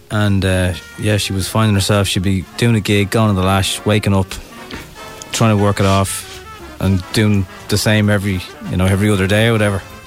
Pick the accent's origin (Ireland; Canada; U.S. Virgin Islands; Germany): Ireland